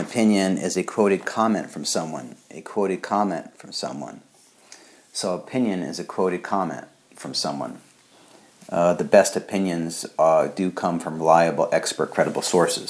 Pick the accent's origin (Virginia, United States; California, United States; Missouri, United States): Missouri, United States; I'm from Missouri, the show me state